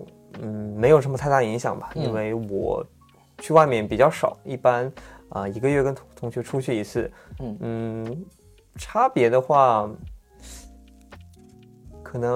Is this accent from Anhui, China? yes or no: yes; Anhui, China; also born or lived in Fujian / Guangdong; 我这个说起来就蛮复杂的。我生生在福建，嗯嗯，呃，长在安徽，学在广东。